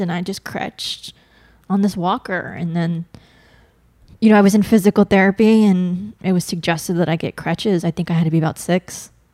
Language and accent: English; Bakersfield, California, United States; I grew up up north in a small town, Bakersfield